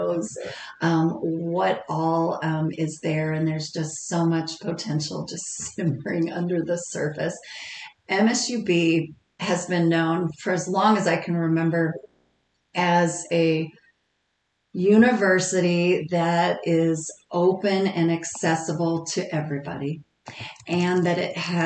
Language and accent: English; Dillon, Montana, United States; also born or lived in Miles City, Montana / Powell, Wyoming; now in Billings, United States; I grew up in Dillon